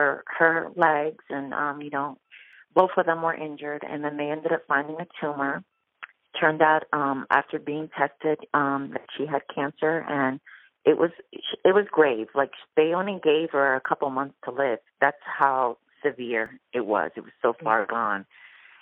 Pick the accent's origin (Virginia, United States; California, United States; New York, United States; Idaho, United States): New York, United States; now in Orlando, United States; I'm originally from New York. I'm Puerto Rican, and I've been living here in Orlando, Florida for about 23 years